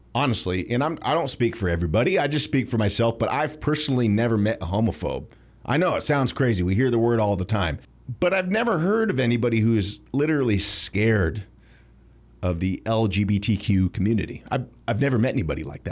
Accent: United States

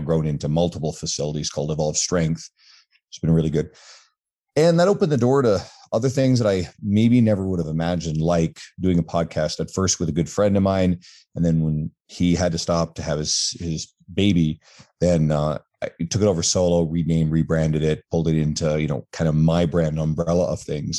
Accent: Newfoundland and Labrador, Canada; now in Edmonton, Canada; I'm originally from the East Coast of Canada, an island called Newfoundland

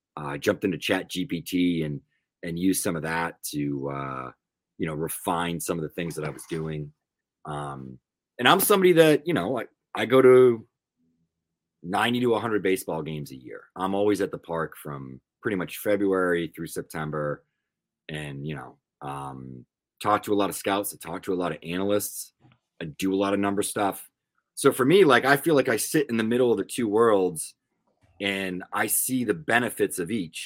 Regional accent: Northeast, United States; I'm from the Northeast

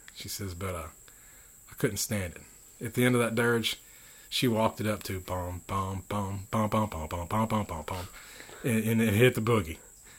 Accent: Philadelphia, Mississippi, United States; born there; also born or lived in Goose Creek / Washington; I was born here in Philadelphia, Mississippi. And my youth, I traveled around with my parents.

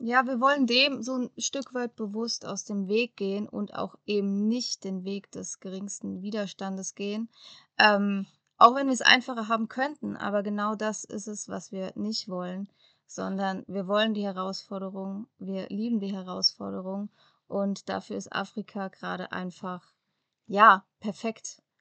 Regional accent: Germany; moved away as an adult; bei uns in Europa oder bei uns in Deutschland

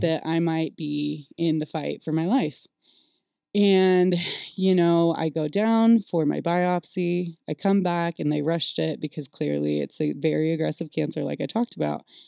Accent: California, United States; I was born and raised in California

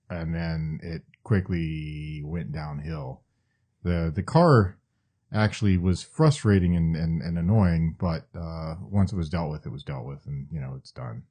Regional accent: Maine, United States; moved away; also born or lived in Atlanta; I was born, I was born in Maine. I'm a New Englander.

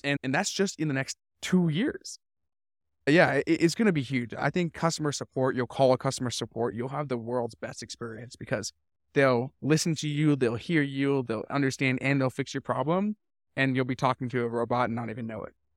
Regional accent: Vancouver, British Columbia, Canada; I grew up in Vancouver. I spent twenty-four years there.

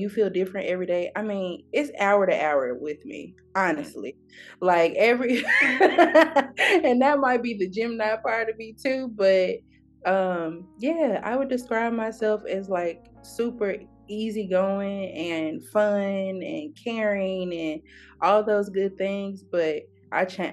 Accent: Memphis, Tennessee, United States; moved away as an adult; now in California, United States; I was raised in North Memphis, which is a rough part of Memphis

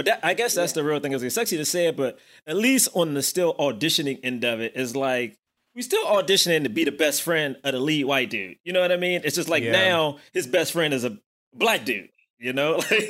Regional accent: Washington, District of Columbia, United States; also born or lived in Prince George's County, Maryland; I'm from Southeast.

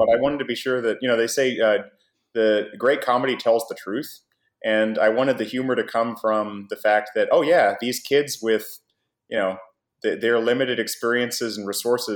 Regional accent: Oklahoma, United States; moved away as an adult; now in Japan; I grew up in Oklahoma and studied Japanese and worked very hard to get to Japan and live there

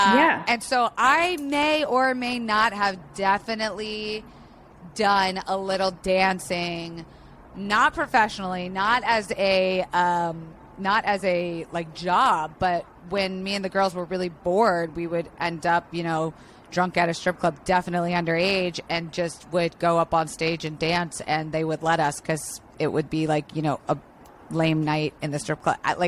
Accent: Tampa, Florida, United States; I grew up in Florida, which is like the stripping capital of America, which people really know. I grew up in Tampa, which is like the city of stripping.

